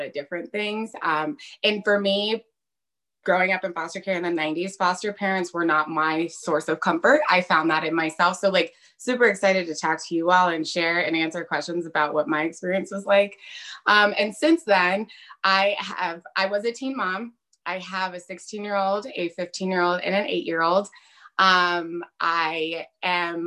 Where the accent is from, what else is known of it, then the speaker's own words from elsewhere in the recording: Colorado, United States; I was born and raised in Colorado